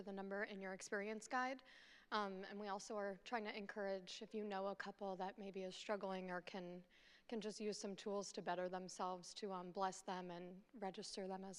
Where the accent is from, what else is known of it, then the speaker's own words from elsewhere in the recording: Pennsylvania, United States; moved away as an adult; now in Ocala, United States; we are both from Pennsylvania. We moved to Florida about 4 years ago for Jimmy's job